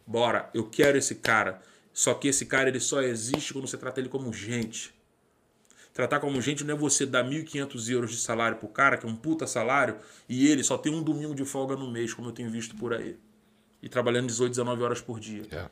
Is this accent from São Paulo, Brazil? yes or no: no; Rio de Janeiro, Brazil; moved away; sou de Irajá, suburbano nato